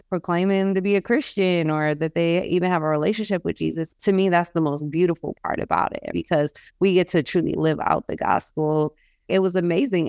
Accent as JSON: {"language": "English", "region": "New York", "country": "United States", "moved": "as an adult", "lives_now": "Oregon, United States", "said": "we live in Oregon, and I'm from New York"}